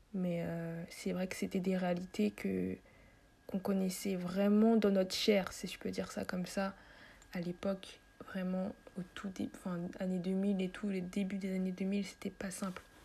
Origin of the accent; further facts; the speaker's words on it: Paris, Île-de-France, France; moved away as an adult; now in Côte d'Ivoire; je suis née en France, à Paris, euh, Paris 14e, pour ceux qui veulent savoir plus précisément, Paris 14. Et euh, voilà, j'ai grandi là-bas